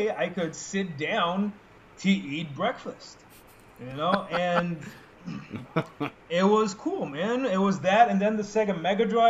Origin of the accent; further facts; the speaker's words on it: Saudi Arabia; now in Egypt; I grew up in Saudi Arabia